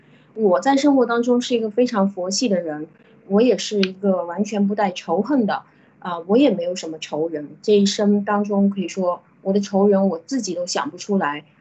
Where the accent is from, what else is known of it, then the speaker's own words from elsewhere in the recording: China; 我们中国人在我的身边，每个过来咨询我的